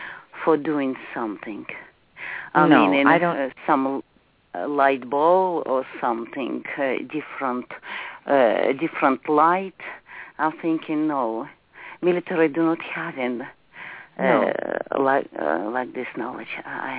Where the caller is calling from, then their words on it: Charleston, West Virginia, United States; English is a second language; I'm calling Charleston, West Virginia.